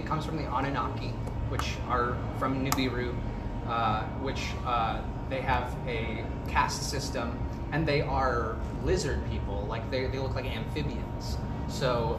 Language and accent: English; Los Angeles, California, United States; moved away as an adult; now in Kansas City, United States; I'm from Los Angeles.